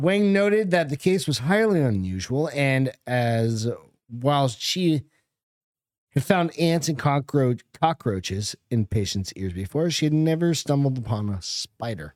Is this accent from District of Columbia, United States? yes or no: no; Hampton, New Hampshire, United States; I grew up in New Hampshire